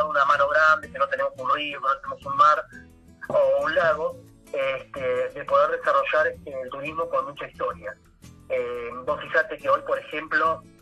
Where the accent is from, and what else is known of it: Pico Truncado, Santa Cruz, Argentina